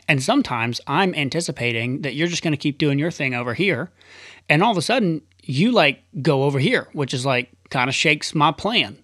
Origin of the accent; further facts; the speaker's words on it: Tennessee, United States; moved away; one of my best friends growing up, Nathan, and, uh, and his wife moved out to L A and from Tennessee. And that was really the first person I knew from my hometown that went away